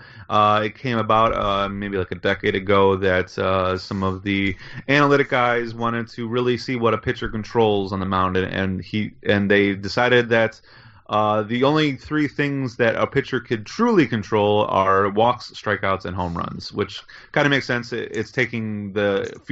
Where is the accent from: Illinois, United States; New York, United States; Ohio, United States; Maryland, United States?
Illinois, United States; Chicago; I am a Chicagoan